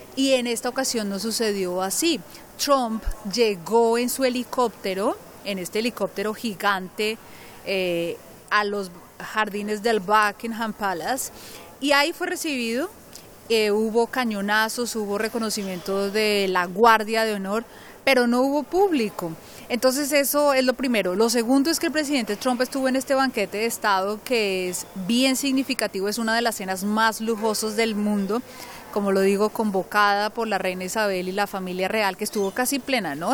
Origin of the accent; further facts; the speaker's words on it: Colombia; now in London, United Kingdom; soy orgullosamente colombiana.